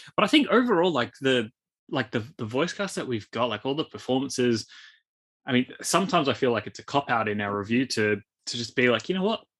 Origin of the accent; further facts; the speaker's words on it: Australia; I'm pretty much as Aussie as it comes